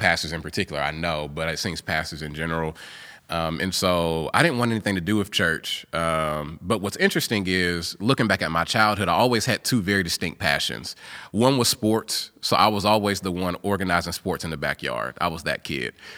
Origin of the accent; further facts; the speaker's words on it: Gallatin, Tennessee, United States; also born or lived in Indianapolis, Indiana; I grew up in Gallatin before it was all Nashville in the Nashville metro